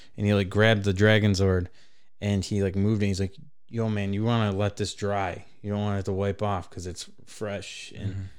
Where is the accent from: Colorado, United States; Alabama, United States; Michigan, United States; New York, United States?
Michigan, United States; Traverse City; I'm from Traverse City